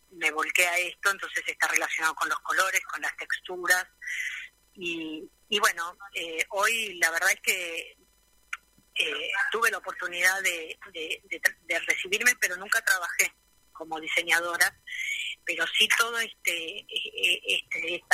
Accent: Buenos Aires, Argentina; moved away as an adult; now in Río Gallegos, Argentina; vengo de Buenos Aires, ya en Buenos Aires hacía cosas para mí, prácticamente trabajo siempre sobre madera, y a partir del 2008 nosotros nos instalamos acá en Río Gallegos por trabajo de mi marido.

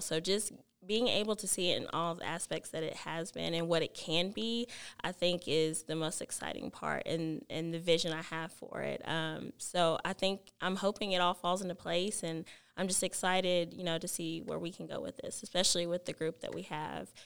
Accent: Alvarado, Texas, United States; I am from Alvarado and it just feels home like home to me

